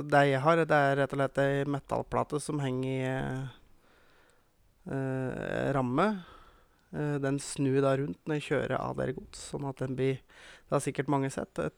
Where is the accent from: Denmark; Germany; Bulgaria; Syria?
Bulgaria; Norwegian is a second language; Nei da, vi er fra Bulgaria, og vi prater bulgarsk.